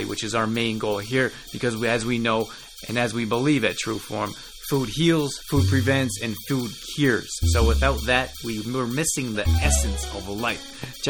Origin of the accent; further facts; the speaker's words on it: Canada; now in South Bay, Los Angeles, United States; I'm originally from Canada